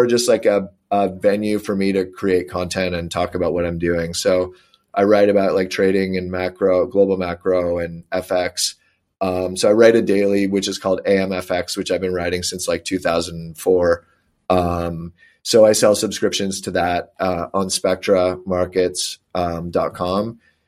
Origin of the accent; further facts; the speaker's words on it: Cincinnati, Ohio, United States; Because I'm from Cincinnati, just because I bet on them.